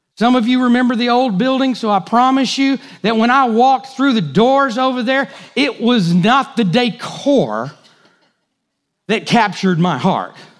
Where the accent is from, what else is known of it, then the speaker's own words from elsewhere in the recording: United States; As good American Christians